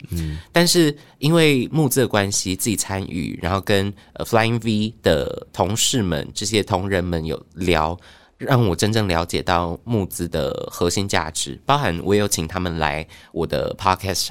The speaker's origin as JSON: {"language": "Chinese", "region": "Tainan", "country": "Taiwan", "moved": "as an adult", "said": "因为我妈妈要去厦门工作，嗯，她就想说，好，十八岁那我就放你自己去台北读大学哦。然后我台南人嘛，嗯，然后我们就在台南吃了"}